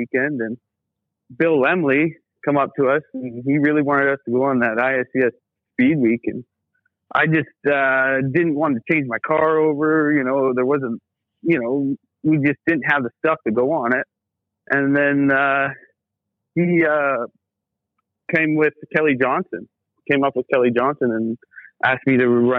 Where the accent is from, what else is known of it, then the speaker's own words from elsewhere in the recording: Coquitlam, British Columbia, Canada; moved away as an adult; also born or lived in Maple Ridge area (Wanick), British Columbia; we're from Coquitlam originally and moved out.